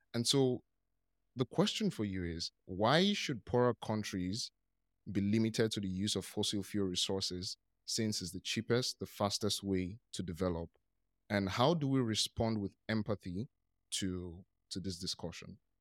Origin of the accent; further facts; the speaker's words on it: Nigeria; I'm from Nigeria